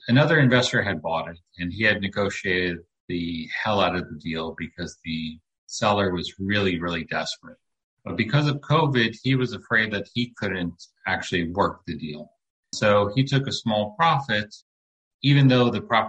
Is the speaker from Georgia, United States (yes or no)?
no; New York City, New York, United States; moved away as an adult; now in Lake Worth, Florida, United States; I grew up in New York City, and we moved around a little bit as a child, but I ended up back in New York. And I went to high school and college in New York